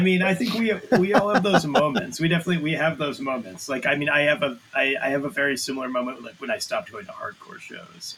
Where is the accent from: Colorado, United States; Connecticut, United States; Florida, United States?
Connecticut, United States; central; I grew up in uh, the like central Connecticut.